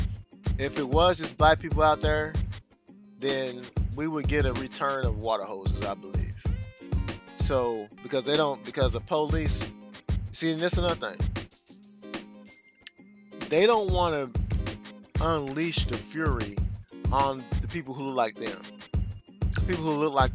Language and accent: English; United States; we're Americans